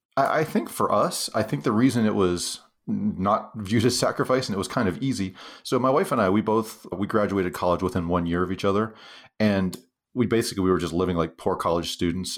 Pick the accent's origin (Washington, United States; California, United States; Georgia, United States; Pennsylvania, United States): Pennsylvania, United States; Western; moved away as an adult; now in Utah, United States; I grew up actually in Western Pennsylvania, uh, in a little kind of depressed steel town